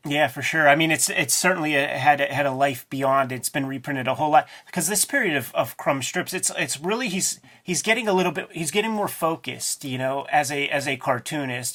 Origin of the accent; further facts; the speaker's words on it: Pittsburgh, Pennsylvania, United States; I'm a boy from Pittsburgh, man. My parents worked at the steel mill